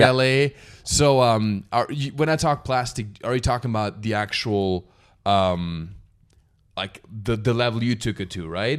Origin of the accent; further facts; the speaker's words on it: Alpirsbach, Baden-Württemberg, Germany; moved away; I come from a small town in the south of Germany. Yeah. Alpiersbach im Hochschwarzwald. Okay. That's the name. About 800 people in my hometown.